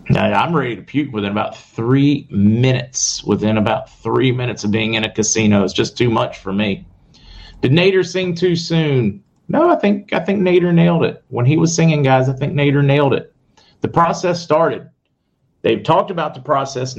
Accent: the South, United States; also born or lived in the North; I'm from the North, but I grew up in the South

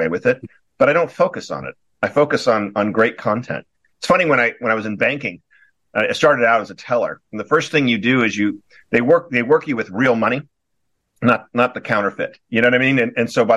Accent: Newport Beach, California, United States; moved away; also born or lived in Wellesley, Massachusetts; I'm originally from Newport Beach, California. I was back east, Wellesley, Massachusetts, for 16 years

